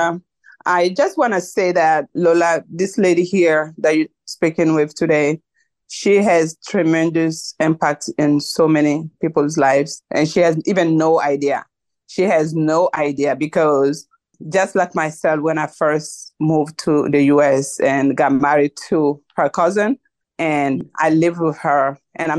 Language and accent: English; Mali; now in United States; I'm originally from Mali, even though we are all Africans